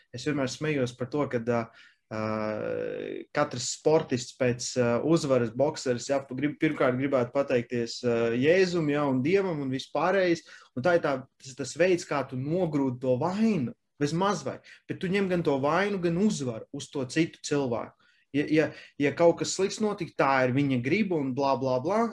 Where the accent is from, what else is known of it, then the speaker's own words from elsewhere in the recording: Latvia; mēs esam latvieši